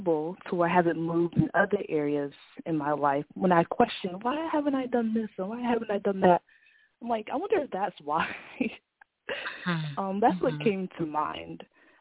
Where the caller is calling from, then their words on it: Atlanta, Georgia, United States; I'm calling in from Atlanta, Georgia